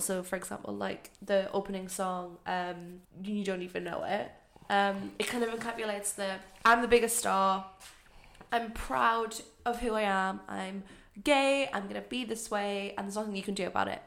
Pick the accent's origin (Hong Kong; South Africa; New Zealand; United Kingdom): United Kingdom; us as British people